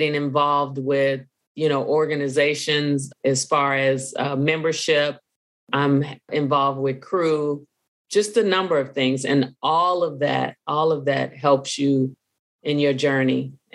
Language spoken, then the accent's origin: English; Chicago, Illinois, United States; moved away as an adult; now in Atlanta, United States; I'm originally from Chicago, born and raised in Chicago